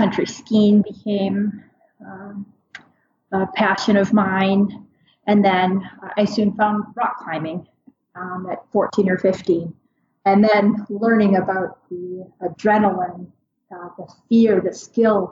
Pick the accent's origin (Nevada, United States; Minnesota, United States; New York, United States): Minnesota, United States; moved away as an adult; now in Kotzebue, United States; I grew up in Minnesota, but I live in Kotzebue, Alaska. I have for the past 20 years